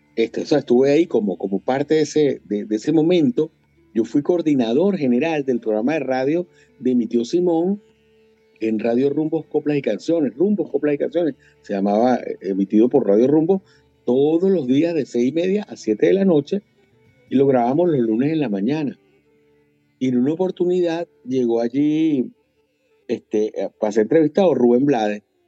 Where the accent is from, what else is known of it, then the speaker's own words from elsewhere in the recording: Caracas, Capital District, Venezuela; moved away as an adult; also born or lived in Maracay; Yo nací en Caracas, en la, en la Candelaria